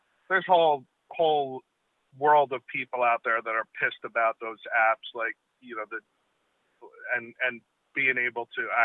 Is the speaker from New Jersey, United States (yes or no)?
yes; Neptune City, New Jersey, United States; I grew up in Neptune City, went to Neptune High School